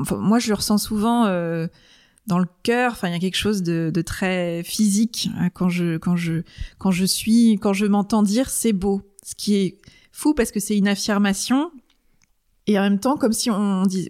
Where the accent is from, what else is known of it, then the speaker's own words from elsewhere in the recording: Rennes, Brittany, France; moved away as an adult; also born or lived in Angers; je suis née à Rennes, j'ai vécu à Rennes pendant 20 ans